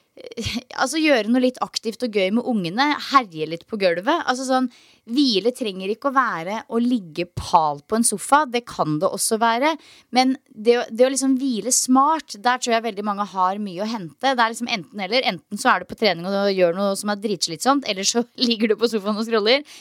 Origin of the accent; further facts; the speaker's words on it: Norway; now in Australia; hjemme i Norge